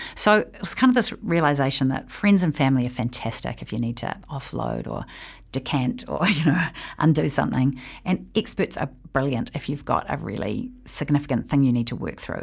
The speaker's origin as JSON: {"language": "English", "country": "New Zealand", "said": "I am a New Zealander who lives here"}